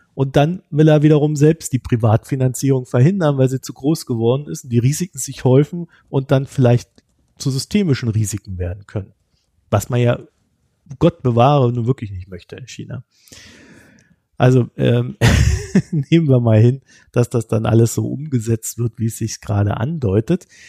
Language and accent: German; Germany; als Deutscher